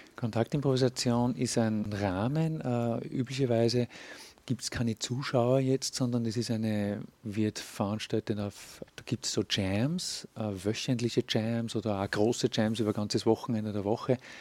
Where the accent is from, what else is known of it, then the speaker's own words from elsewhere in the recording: Linz, Upper Austria, Austria; Ich bin Linzer